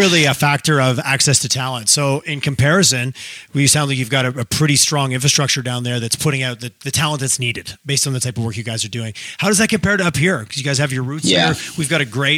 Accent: Eastern Canada, Canada; now in Calgary, Canada; I grew up in Eastern Canada where you get a little more of the arms crossed

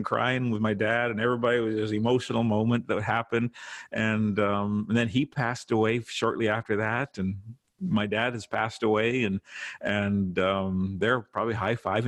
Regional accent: Saskatchewan, Canada; now in Toronto, Canada; when we were kids growing up in Saskatchewan

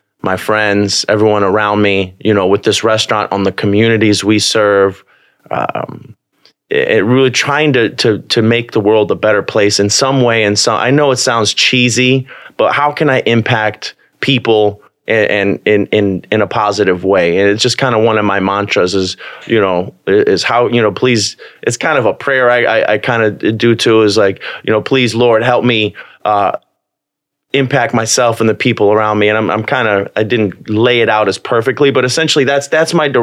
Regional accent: Bolingbrook, Illinois, United States; I grew up in Bolingbrook

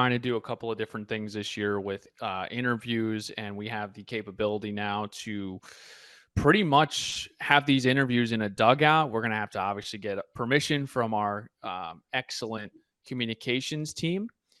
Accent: New Jersey, United States; now in Miami, United States; I was from New Jersey, a cold place. When I came down here, I was all about the beach.

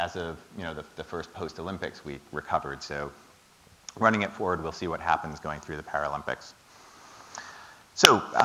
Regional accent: Toronto, Ontario, Canada; now in London, United Kingdom; I grew up in Toronto

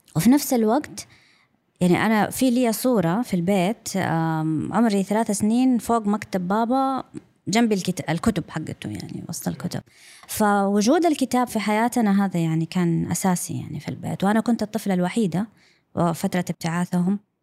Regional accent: Saudi Arabia; first language English; Arabic is a second language; also born or lived in London, United Kingdom / Brighton, United Kingdom / Eastbourne, United Kingdom; أنا لما رجعنا للسعودية أنا كانت لغتي الأم هي اللغة الإنجليزية واللهجة البريطانية

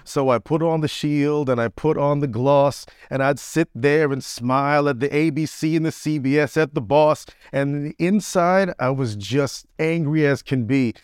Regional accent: Orlando, Florida, United States; moved away as an adult; I'm from Orlando, deep in Florida, the deep south.

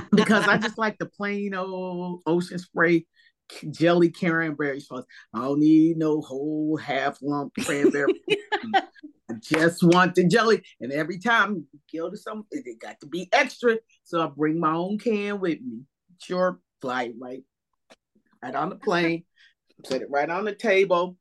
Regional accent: East Coast, New Jersey, United States; growing up on the East Coast

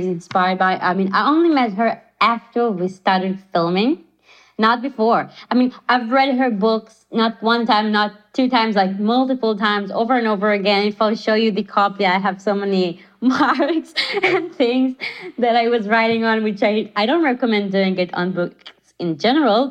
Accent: Israel; I am from Israel

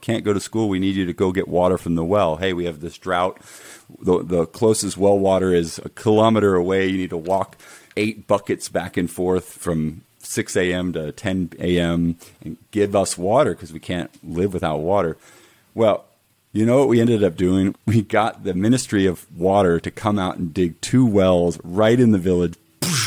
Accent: United States; being an American

